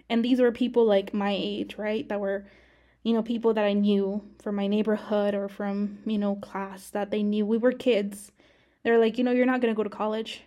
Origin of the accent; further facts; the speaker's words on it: Arizona, United States; moved away as an adult; now in Texas, United States; I grew up in Arizona